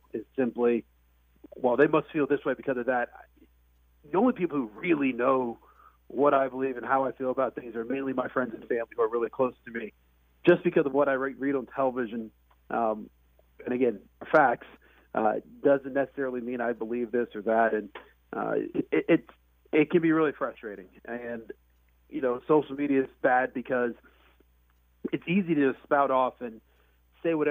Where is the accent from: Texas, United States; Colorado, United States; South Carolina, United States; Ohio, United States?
Ohio, United States; Columbus; I was born in Columbus, Ohio